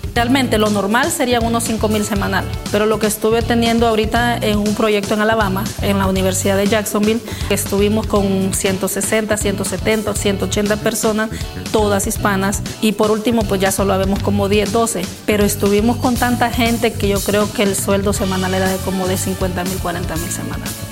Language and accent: Spanish; Honduras; moved away as an adult; now in United States; Soy originaria de Honduras